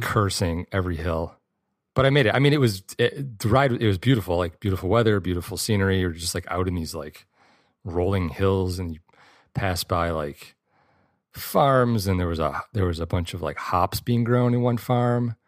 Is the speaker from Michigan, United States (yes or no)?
yes; Michigan, United States; I grew up in Michigan